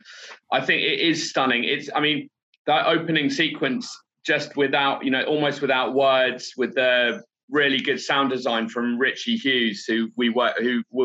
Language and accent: English; United Kingdom; moved away as an adult; now in Kampala, Uganda; We're both British